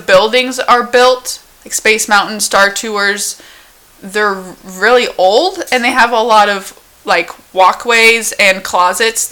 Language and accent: English; Washington, United States; as someone from Washington, I could stand in the rain for hours